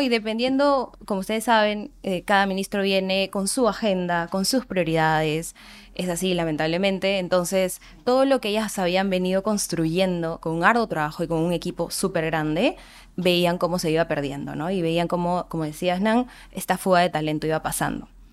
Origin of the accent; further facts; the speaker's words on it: Andahuaylas, Apurímac, Peru; soy de Andahuaylas, Apurímac